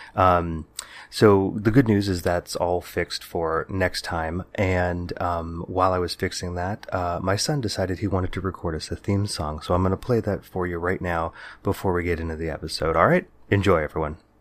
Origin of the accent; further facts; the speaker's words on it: San Jose, California, United States; growing up in the Bay Area in the 80s and 90s